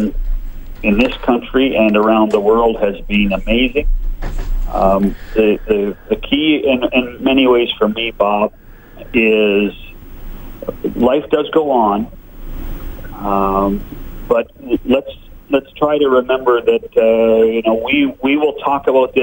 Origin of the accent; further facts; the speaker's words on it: British Columbia, Canada; I grew up in British Columbia